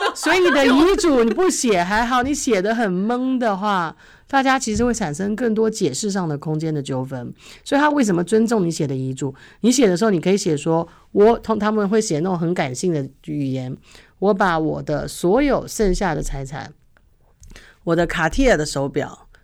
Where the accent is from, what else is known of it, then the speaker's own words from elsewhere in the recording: Taipei, Taiwan; now in New Zealand; 我很羡慕以前在台北长大的时候